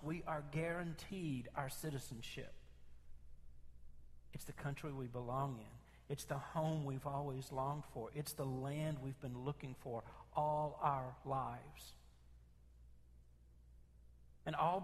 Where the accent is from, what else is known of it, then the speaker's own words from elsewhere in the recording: Memphis, Tennessee, United States; I grew up in North Memphis